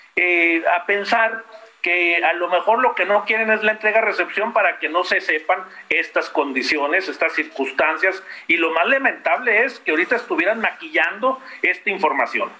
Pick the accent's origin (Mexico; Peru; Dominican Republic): Mexico; Chihuahua; los chihuahuenses, los mexicanos